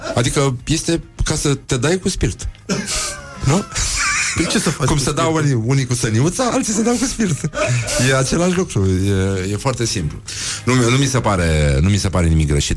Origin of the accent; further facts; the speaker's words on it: Brăila, Brăila County, Romania; Eu sunt din Brăila